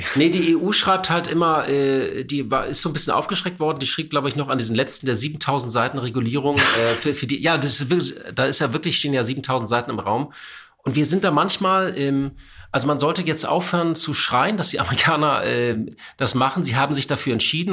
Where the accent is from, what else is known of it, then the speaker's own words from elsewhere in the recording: Hamburg, Germany; Ich bin Hamburger